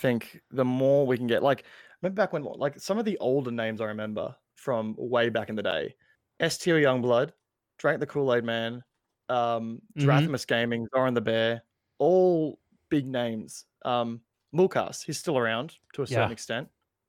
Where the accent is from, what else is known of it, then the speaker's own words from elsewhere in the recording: Australia; And I'm Australian